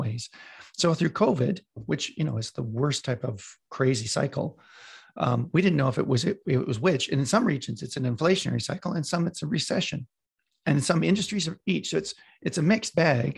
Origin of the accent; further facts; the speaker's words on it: Western Canada, Canada; I'm from Western Canada.